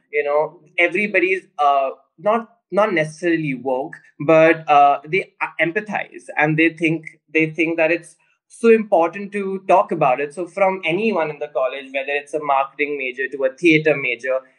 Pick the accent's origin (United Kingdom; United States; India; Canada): India; Pune, Maharashtra; Yes, I am from Pune.